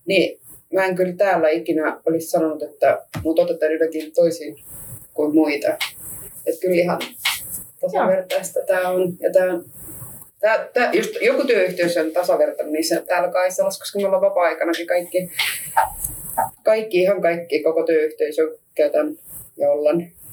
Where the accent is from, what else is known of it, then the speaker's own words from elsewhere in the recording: Estonia; Finnish is a second language; now in Finland; mä oon virolainen, mä myös puhun venäjä